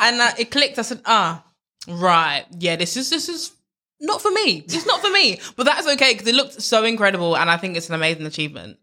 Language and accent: English; London, United Kingdom; I grew up in East London